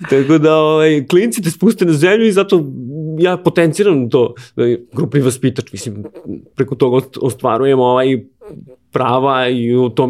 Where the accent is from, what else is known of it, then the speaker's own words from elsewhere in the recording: Aleksinac, Nišava District, Serbia; moved away as an adult; now in Belgrade, Serbia; ja sam iz Aleksinca, ja sam tu i započeo karijeru.